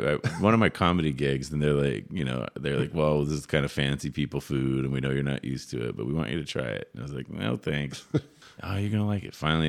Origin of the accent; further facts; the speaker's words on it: Northern California, United States; now in Port Hueneme, United States; I'm from Northern California